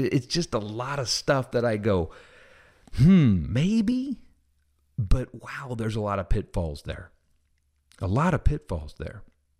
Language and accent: English; Midwest, United States; also born or lived in Southern US; I'm from the Midwest, but I've lived most of my life in the South, and I'm sure I've picked some up.